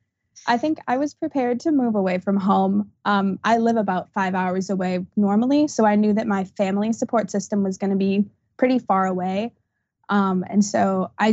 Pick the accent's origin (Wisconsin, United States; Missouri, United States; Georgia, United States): Wisconsin, United States; I'm from a college town. I live right between UW-Eau Claire and UW-Stout.